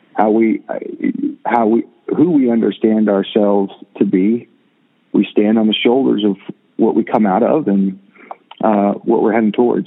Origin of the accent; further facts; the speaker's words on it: Jacksonville, Florida, United States; now in Nashville, United States; I grew up in Jacksonville, Florida